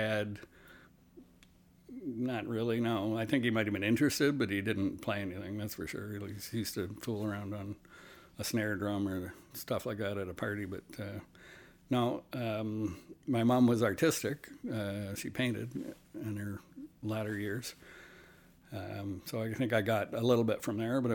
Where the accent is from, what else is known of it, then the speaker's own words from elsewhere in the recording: Simcoe, Ontario, Canada; also born or lived in Toronto, Ontario; I am from Simcoe, Ontario, as a kid, which, not to be confused with Barrie area, Simcoe County, near Port Dover. I was there till I was about 12, and then moved to Toronto